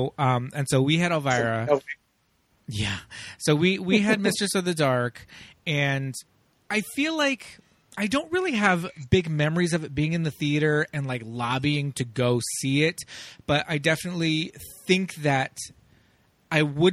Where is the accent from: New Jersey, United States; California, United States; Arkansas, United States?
California, United States; Los Angeles; I grew up in Los Angeles